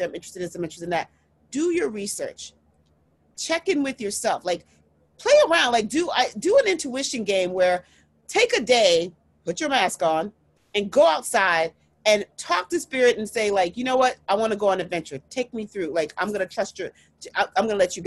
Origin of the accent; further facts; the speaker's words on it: United States; I am Nigerian American. I'm first generation American